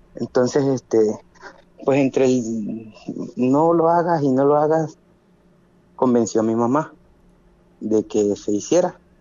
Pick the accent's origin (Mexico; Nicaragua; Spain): Mexico; Tabasco; aquí en Tabasco teníamos un, ranchito que fue herencia de mi abuelo hacia mi mamá